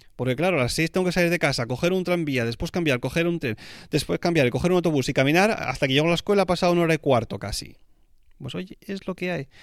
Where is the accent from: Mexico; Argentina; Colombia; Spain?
Spain; como español que soy